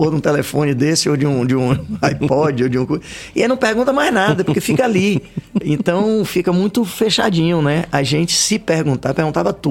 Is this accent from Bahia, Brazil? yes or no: yes; Salvador, Bahia, Brazil; Nascido e criado aqui.